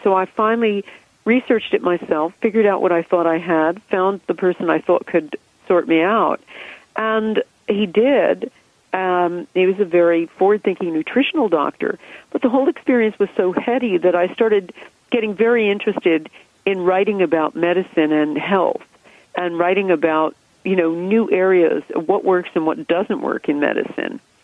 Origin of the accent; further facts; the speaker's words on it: United States; moved away as an adult; now in England, United Kingdom; I grew up in America. You can hear that from my accent